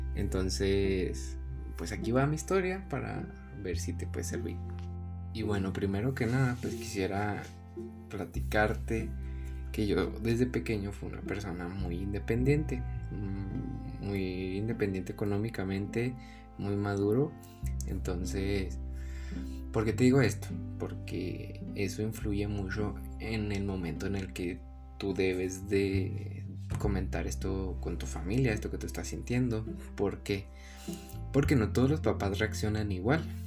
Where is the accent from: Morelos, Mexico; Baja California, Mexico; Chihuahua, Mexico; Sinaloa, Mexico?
Chihuahua, Mexico; Hidalgo del Parral; nací en, en Parral y nos tuvimos que mudar a Chihuahua